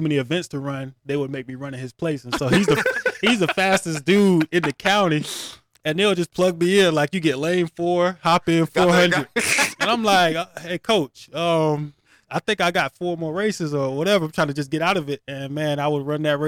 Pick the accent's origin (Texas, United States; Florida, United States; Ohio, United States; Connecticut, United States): Florida, United States; West Palm Beach; also born or lived in Brooklyn, New York; I stayed in Brooklyn until I was five, and then we moved to West Palm in Florida. And so, relocated at five